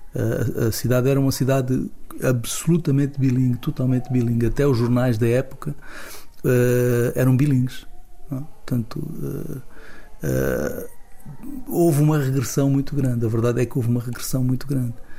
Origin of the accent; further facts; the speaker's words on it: Angola; now in Portugal; quando eu era criança, em Angola, portanto há 40, 40, 50 anos, em Angola